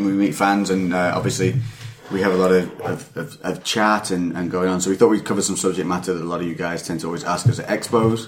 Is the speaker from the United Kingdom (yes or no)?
yes; United Kingdom; I'm a UK guy